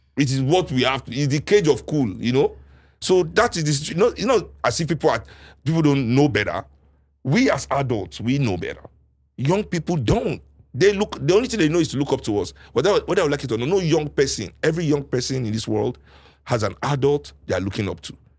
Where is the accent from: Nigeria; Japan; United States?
Nigeria; as a Nigerian, sitting with Nigerians